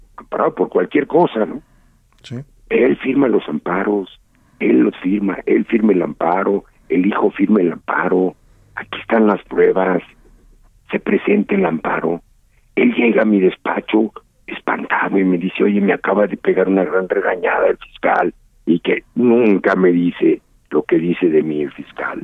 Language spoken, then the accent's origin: Spanish; Mexico; como mexicano, como abogado, como funcionario público